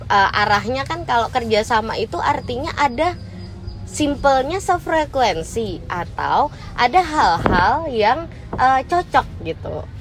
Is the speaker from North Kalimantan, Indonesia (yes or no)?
yes; Nunukan, North Kalimantan, Indonesia; kayak yang bikin kita salah satunya cocok Nuzul dari Jember, saya dari Nunukan Kalimantan gitu kan.